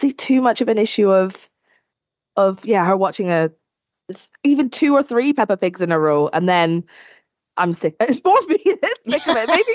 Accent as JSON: {"language": "English", "region": "Scotland", "country": "United Kingdom", "said": "I'm clearly Scottish"}